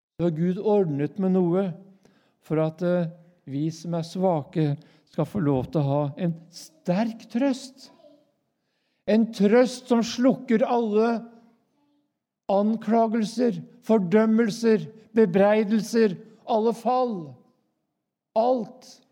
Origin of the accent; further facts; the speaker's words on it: Norway; jeg er jo nordmann